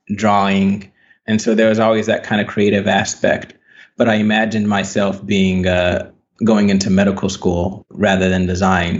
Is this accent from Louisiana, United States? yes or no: yes; Baton Rouge, Louisiana, United States; I was born in Baton Rouge, Louisiana. So, I grew up in Louisiana. And yeah, I spent most of my time, my childhood in Louisiana